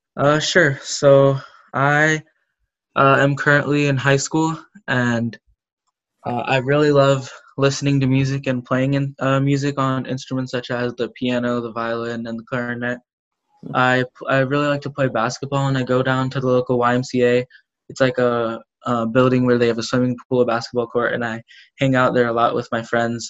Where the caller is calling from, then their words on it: Pennsylvania, United States; I'm calling from Pennsylvania in the United States